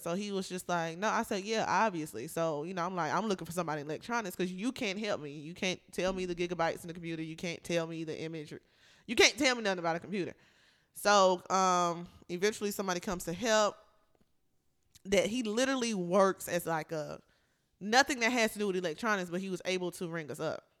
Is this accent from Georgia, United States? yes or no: yes; Atlanta, Georgia, United States; also born or lived in North Carolina; I moved to Atlanta when I was nine